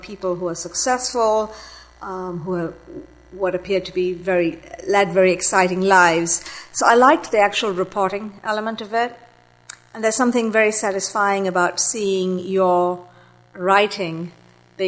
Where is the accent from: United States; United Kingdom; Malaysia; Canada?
Malaysia; moved away as an adult; I'm of Sri Lankan descent, but I grew up in Malaysia